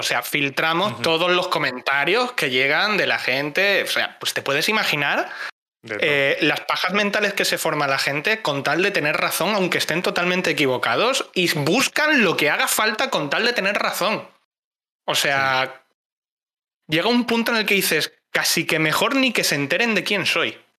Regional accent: Cáceres, Extremadura, Spain; Soy de Cáceres

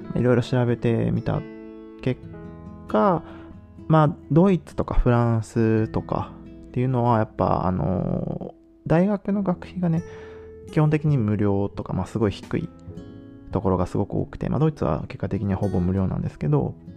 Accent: Japan; moved away as an adult; also born or lived in Nagoya / Germany; now in Netherlands; 日本でもちろん生まれ育って

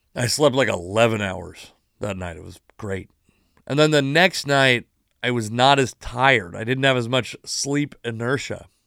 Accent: Puyallup Indian Tribe Reservation, Washington, United States; I grew up on the Puyallup Indian Tribe Reservation.

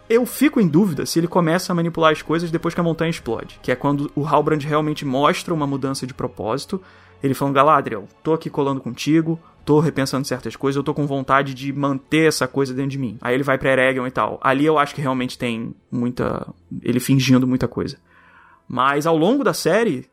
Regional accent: Rio de Janeiro, Brazil; accent: carioca; Não sei se estou sendo muito carioca agora

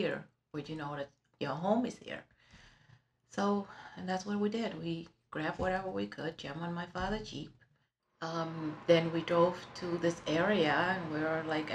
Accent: Ho Chi Minh City, Vietnam; now in Webster, United States; I was born in Saigon in Vietnam, in a very prominent family.

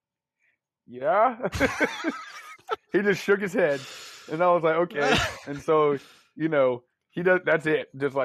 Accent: Dallas, Texas, United States; I'm from Dallas

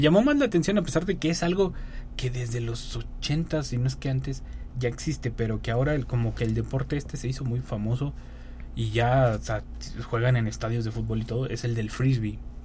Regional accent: Mexico; Como mexicanos.

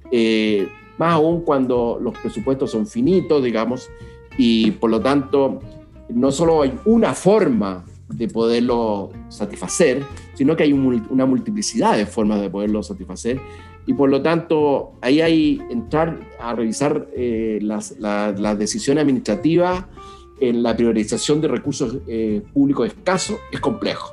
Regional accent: Chile

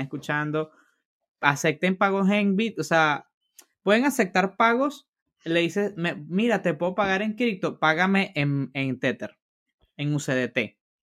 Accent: Venezuela; moved away; en mi país natal, en Venezuela

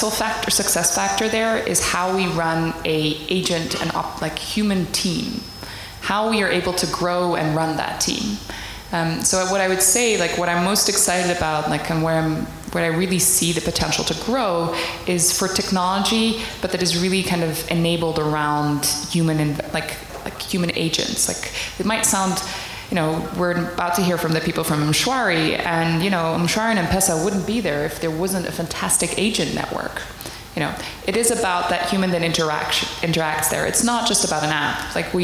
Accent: Tanzania; also born or lived in Netherlands; I grew up in Tanzania. I've lived in Africa longer than I have lived in Holland, where I'm originally from.

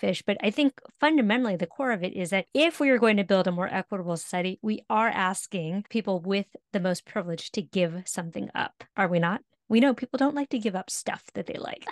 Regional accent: California, United States; now in New York City, United States; I grew up in California.

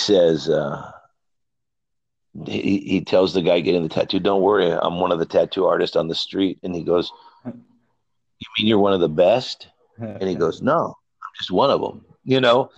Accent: United States; I'm an American

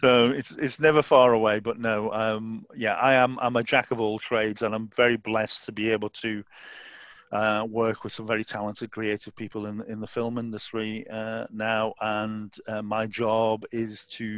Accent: Southport, North West England, United Kingdom; Southport is my hometown in Merseyside

